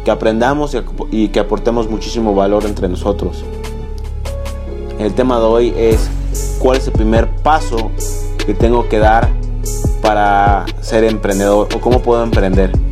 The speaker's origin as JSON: {"language": "Spanish", "country": "Mexico", "said": "soy un emprendedor mexicano, tengo 19 años"}